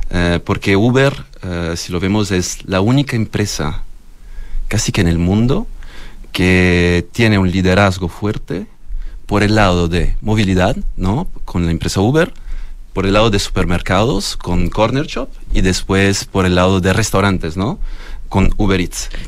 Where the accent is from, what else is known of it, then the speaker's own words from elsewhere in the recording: Florence, Tuscany, Italy; moved away; Yo soy de, de la zona del vino, Toscana.